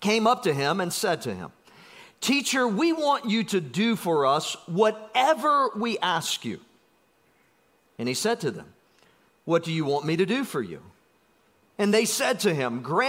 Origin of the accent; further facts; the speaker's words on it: South Georgia, United States; I'm from South Georgia